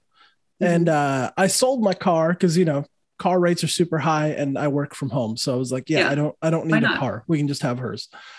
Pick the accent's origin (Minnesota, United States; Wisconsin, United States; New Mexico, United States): New Mexico, United States; moved away as an adult; also born or lived in Los Angeles / Austin / New Orleans; now in Orlando, United States; I'm from New Mexico originally. Then went to LA for music school. Moved to Austin, from Austin, met my fiance, went to New Orleans so she could do law school, moved back to Austin. And then now we're in Orlando.